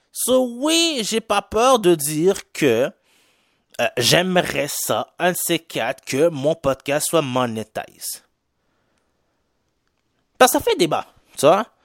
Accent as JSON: {"language": "French", "region": "Quebec", "country": "Canada", "accent": "Haitian", "said": "est-ce que vous voyez par mon accent que je suis un peu haïtien? Ouais, je suis un Québécois d'origine haïtienne."}